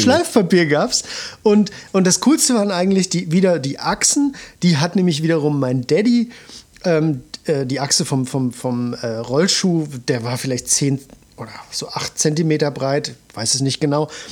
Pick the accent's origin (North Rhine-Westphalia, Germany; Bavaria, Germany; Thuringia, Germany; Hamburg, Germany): Thuringia, Germany; Suhl; moved away; ich komme ganz ursprünglich mal aus Suhl